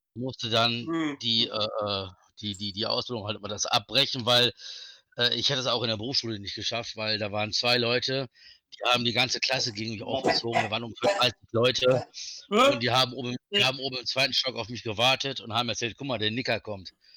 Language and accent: German; Velbert, North Rhine-Westphalia, Germany; Ich bin also aus Felbert, das ist in der Nähe von Wuppertal und Düsseldorf